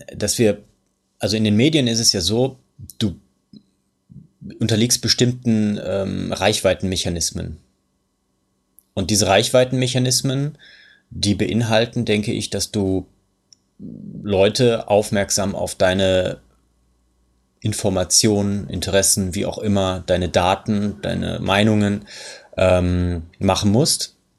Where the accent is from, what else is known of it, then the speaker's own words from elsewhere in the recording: Germany; bei uns in Deutschland